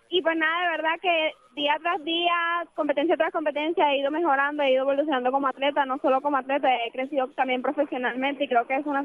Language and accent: Spanish; Venezuela; now in Puerto Rico; Soy atleta venezolana, este, tengo 23 años de edad